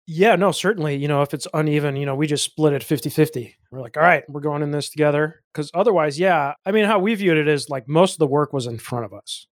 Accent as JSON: {"language": "English", "town": "Chicago", "region": "Illinois", "country": "United States", "said": "I'm from Illinois. I'm from the Chicago area"}